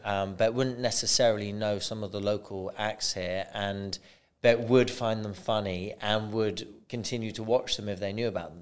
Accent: Bristol, South West England, United Kingdom; now in United Arab Emirates; "I'm from Bristol." And that's where I'm from now

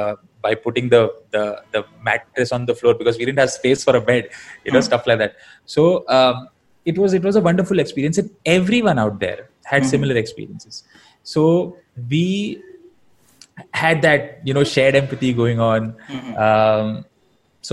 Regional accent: Navi Mumbai, Maharashtra, India; I was born and raised in Navi Mumbai

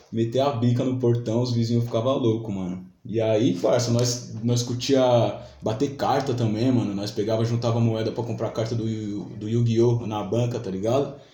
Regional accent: São Paulo, Brazil; nasceu em São Paulo mesmo? Nasci, mano, na casa que eu tô até hoje, mano.

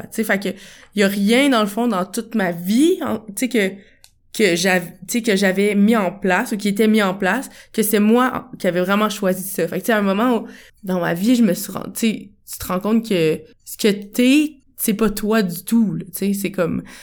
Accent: Quebec City, Quebec, Canada; moved away as an adult; also born or lived in Portugal; now in Montreal, Canada; je reviens à Québec, à ma ville natale

